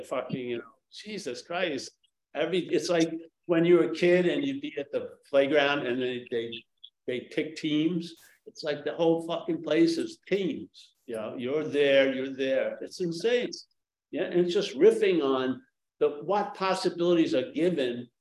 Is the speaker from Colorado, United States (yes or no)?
no; New York, United States; now in San Francisco, United States; I come from New York